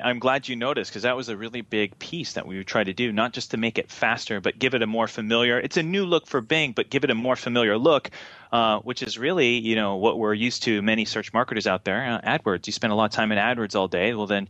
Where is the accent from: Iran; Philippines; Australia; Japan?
Japan; I grew up in Japan. My dad was in the Navy, and so we went to Tokyo Disneyland a lot.